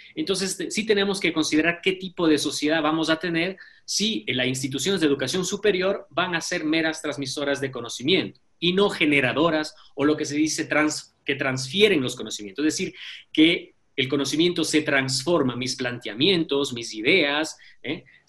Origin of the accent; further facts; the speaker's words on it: Ecuador; como ecuatorianos